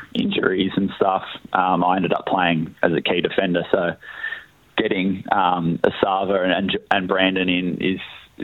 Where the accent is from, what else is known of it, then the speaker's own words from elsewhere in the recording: Victoria, Australia; now in South Australia, Australia; I'm from Victoria